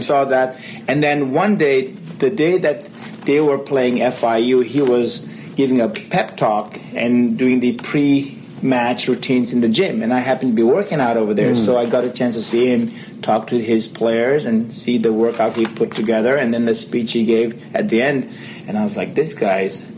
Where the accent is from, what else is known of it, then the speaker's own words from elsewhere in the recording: Kathmandu, Bagmati, Nepal; moved away as an adult; also born or lived in Decorah, Iowa; now in Dallas area, United States; I'm from Kathmandu